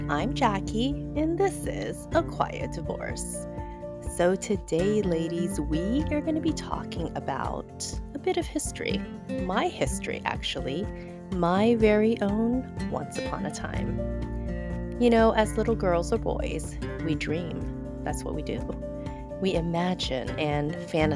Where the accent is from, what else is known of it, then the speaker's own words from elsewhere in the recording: Houston, Texas, United States; first language Chinese; moved away as an adult; now in San Francisco, United States; back in my teenage days, back in Houston, Texas, I watched every Chinese drama